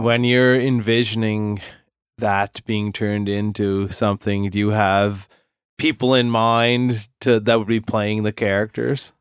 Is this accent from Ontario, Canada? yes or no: no; Cape Breton, Nova Scotia, Canada; growing up in Cape Breton